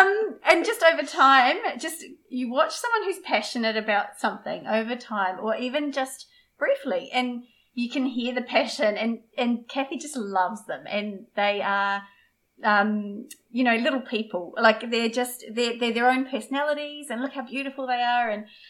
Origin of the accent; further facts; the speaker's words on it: Kangaroo Island, South Australia, Australia; We're both country kids. I grew up on Kangaroo. I don't sound it, but I grew up on Kangaroo Island.